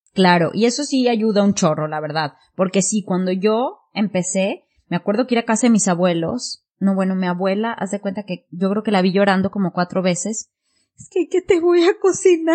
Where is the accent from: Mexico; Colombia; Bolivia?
Mexico; moved away as an adult; also born or lived in Singapore / United Kingdom; now in Japan; empecé en México vegetariana a los 18 y yo me fui de México a Singapur